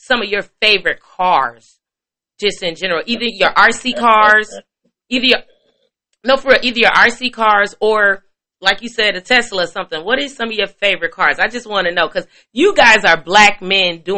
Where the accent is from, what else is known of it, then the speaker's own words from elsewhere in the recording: Midwest, United States; I'm from the Midwest